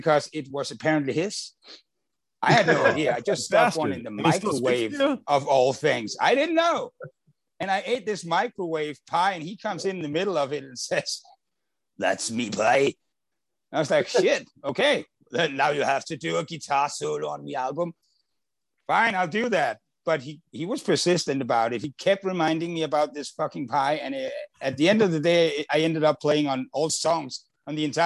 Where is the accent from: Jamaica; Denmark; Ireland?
Denmark; Copenhagen, Capital Region of Denmark; I'm from Copenhagen